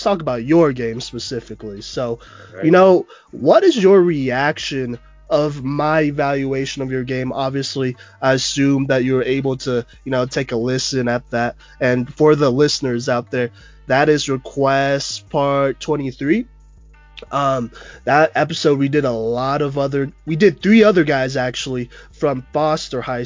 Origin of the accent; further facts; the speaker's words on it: Plano, Texas, United States; I grew up in Dallas, Plano, specifically